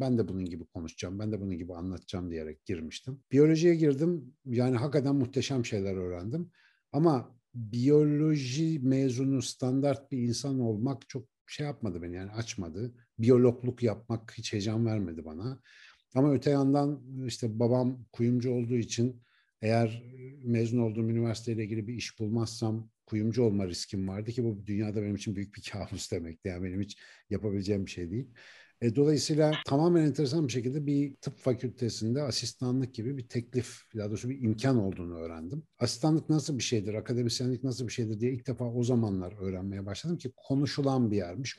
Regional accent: Ankara, Turkey; Ankara'nın Etlik işte Keçiören Etlik bandındaki semtine taşınmıştı bizimkiler. Onu artık hatırlıyorum ilkokula başladığım dönem. Orada büyüdüm.

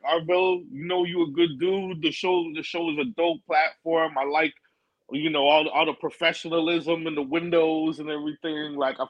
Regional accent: Canada; also born or lived in New York / Arizona; I did like half of my growing up in Canada and then half of my growing up in New York and Arizona.

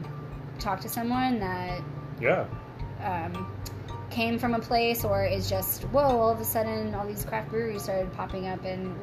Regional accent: United States; moved away as an adult; now in Canada; being from America, I'm American

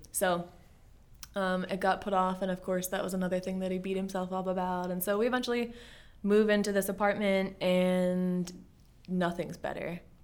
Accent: Bel Air, Maryland, United States; also born or lived in South Jersey; I was born in South Jersey, and my family moved to Bel Air, Maryland, just in time for me to start kindergarten

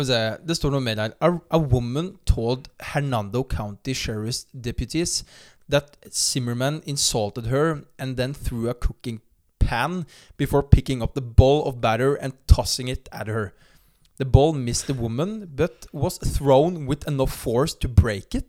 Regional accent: Notodden, Telemark, Norway; moved away; den perioden hvor jeg søkte jobb òg, hjemme i Notodden

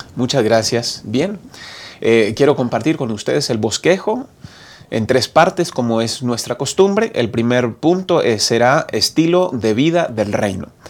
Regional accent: Bucaramanga, Santander, Colombia; moved away as an adult; also born or lived in Medellín, Colombia; now in Mexico; Crecí en Colombia, en una ciudad llamada Bucaramanga, Santander

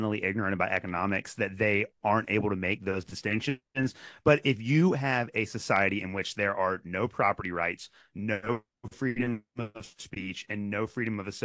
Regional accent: Kentucky, United States; when I was growing up in Kentucky

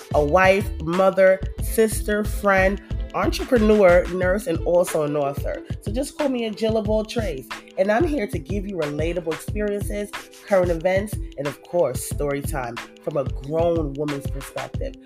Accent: New York City, New York, United States; I grew up in New York City in the 80s and the 90s

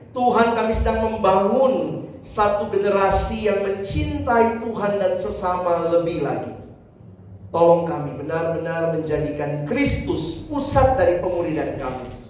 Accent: Ambon, Maluku, Indonesia; Saya orang Ambon, saya ngerti di bagian sana di Ambon dan apa ya orang-orang timur lah.

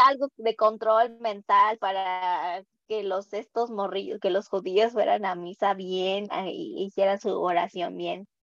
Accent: Mexico

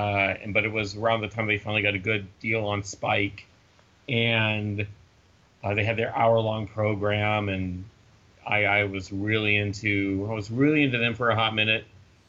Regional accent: the South, United States; I'm from the South

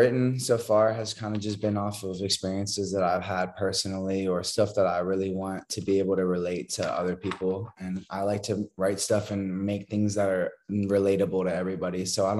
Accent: Montana, United States; born there; I was actually born. I was born in Montana. That's where my parents met at school.

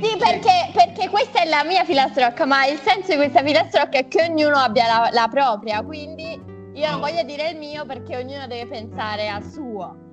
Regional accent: Naples, Campania, Italy; moved away as an adult; now in Turin, Italy; Io sono una fuorisede a Torino perché sono di Napoli

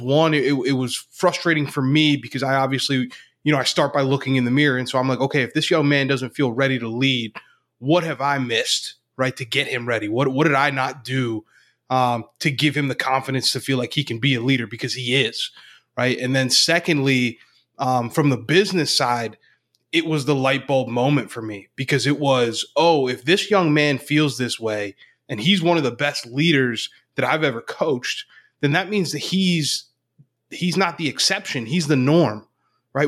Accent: Northeast Pennsylvania, United States; now in Central Pennsylvania, United States; Grew up in Northeast P A, but I'm, I'm living in central Pennsylvania now

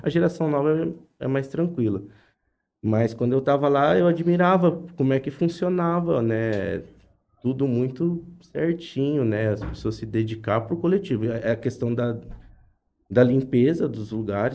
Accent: Jales, São Paulo, Brazil; also born or lived in Japan; eu sempre nasci, cresci em Jales

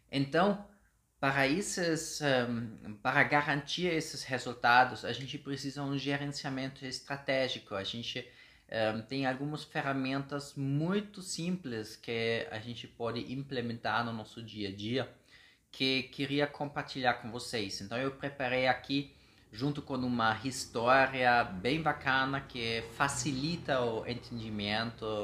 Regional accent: Germany; Portuguese is a second language; moved away as an adult; now in Brazil; eu sou alemão já há uns seis anos aqui no Brasil

